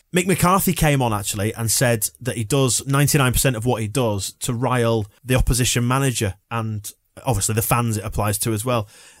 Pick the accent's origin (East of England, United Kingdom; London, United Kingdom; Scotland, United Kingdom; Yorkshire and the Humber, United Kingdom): Yorkshire and the Humber, United Kingdom; I think as a Yorkshireman, you're quite suspicious of it.